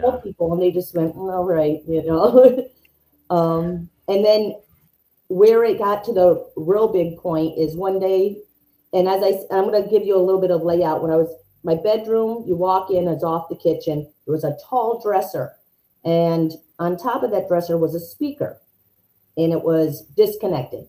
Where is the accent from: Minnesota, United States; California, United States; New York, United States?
New York, United States; I'm from New York